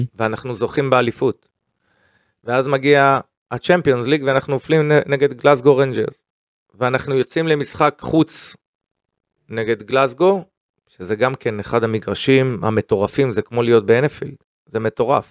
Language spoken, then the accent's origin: Hebrew; Israel; קודם כל אני ישראלי, קודם כל אני יהודי